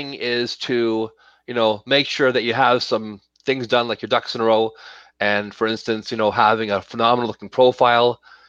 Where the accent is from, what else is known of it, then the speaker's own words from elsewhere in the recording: Toronto, Ontario, Canada; born there; now in Calgary, Canada; Yes, I was born in Toronto